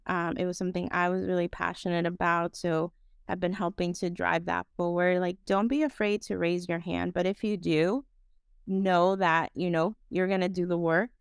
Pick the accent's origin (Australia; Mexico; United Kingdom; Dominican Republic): Dominican Republic; moved away as an adult; now in United States; I am originally from the Dominican Republic, um, so I have that, you know, other lens in terms of, like, being an immigrant